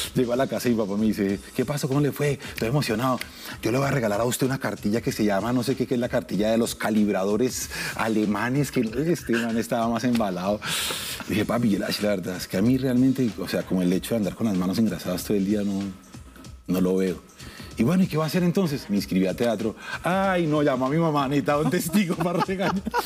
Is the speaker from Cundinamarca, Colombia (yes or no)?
yes; Soacha, Cundinamarca, Colombia; also born or lived in Bogotá; yo soy Rolo, yo soy suachuno en realidad. Yo crecí en Suacha, hasta los 15 años viví en Suacha, luego me mudé al Galán.